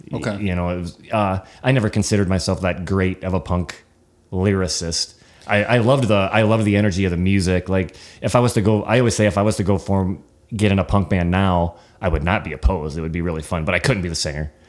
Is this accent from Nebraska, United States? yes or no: yes; Nebraska, United States; we're from Nebraska